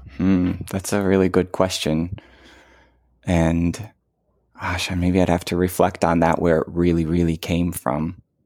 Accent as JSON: {"language": "English", "town": "Detroit", "region": "Michigan", "country": "United States", "tie": "born or raised there", "moved": "yes", "said": "I grew up in Detroit"}